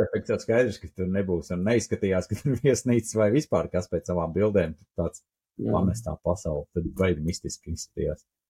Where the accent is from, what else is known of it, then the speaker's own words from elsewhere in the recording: Latvia; mēs esam latvieši